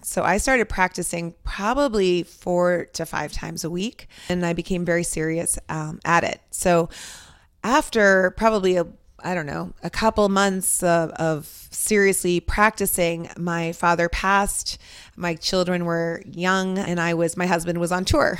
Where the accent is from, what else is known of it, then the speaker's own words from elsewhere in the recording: Westwood, Massachusetts, United States; also born or lived in Lebanon; we have been in Westwood since I was five years old